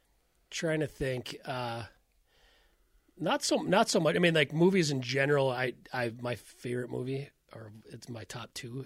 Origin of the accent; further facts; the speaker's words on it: Iowa, United States; I'm from Iowa. I know what a fucking Scandinavian accent is.